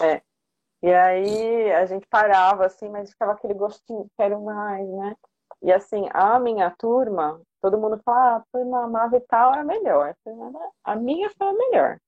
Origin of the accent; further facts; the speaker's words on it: São Paulo, Brazil; now in Santo André, Brazil; Sou de São Paulo, mas moro em Santo André